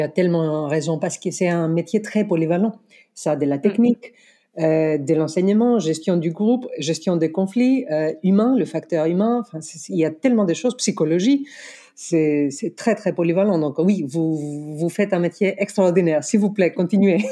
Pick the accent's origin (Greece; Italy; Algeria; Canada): Greece; accent: Greek; French is a second language; moved away as an adult; now in France; je suis grec, je, même pas des origines grecques. Je suis vraiment grec. Je suis venue ici à mes 25 ans pour finir mes études